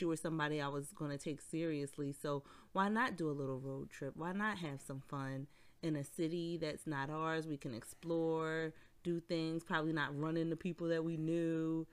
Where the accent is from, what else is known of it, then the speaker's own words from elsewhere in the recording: Philadelphia, Pennsylvania, United States; we're from Philly, and the seventy-sixers, our basketball team